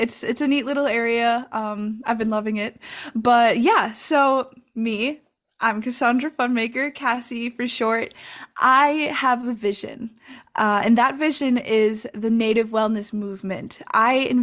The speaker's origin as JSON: {"language": "English", "town": "La Crosse", "region": "Wisconsin", "country": "United States", "said": "I'm from Ho-Chunk land and Wisconsin, currently known today as La Crosse, Wisconsin"}